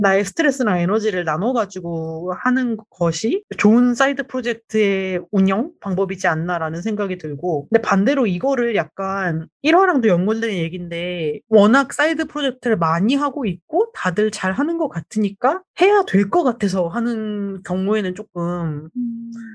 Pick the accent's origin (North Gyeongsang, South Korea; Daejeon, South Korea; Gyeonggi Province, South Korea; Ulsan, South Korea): Daejeon, South Korea; 대전 출신이어가지고